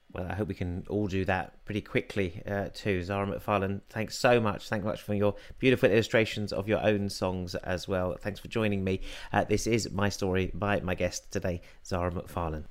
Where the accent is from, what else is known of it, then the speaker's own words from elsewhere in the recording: London, United Kingdom; I grew up Jewish in Northwest London